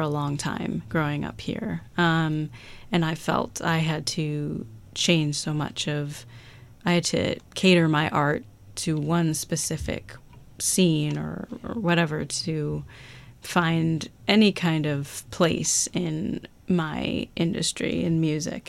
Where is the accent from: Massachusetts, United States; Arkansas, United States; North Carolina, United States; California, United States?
Massachusetts, United States; Cape Cod; I was born and raised on Cape Cod